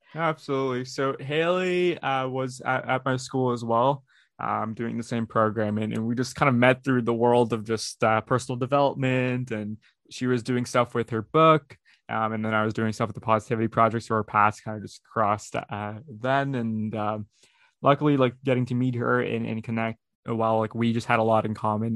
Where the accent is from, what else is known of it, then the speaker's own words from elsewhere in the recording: Brampton, Ontario, Canada; also born or lived in Houston, Texas; I was born in Houston, Texas, and, and grow, and grew up in Brampton, Ontario, uh, which is just outside Toronto, Ontario, Canada